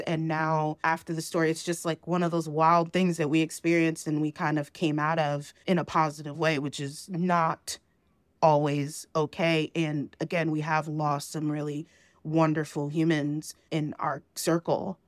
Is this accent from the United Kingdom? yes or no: no; New Jersey, United States; moved away as an adult; now in Georgia, United States; So I was born in New Jersey, and I moved back to, I moved to Georgia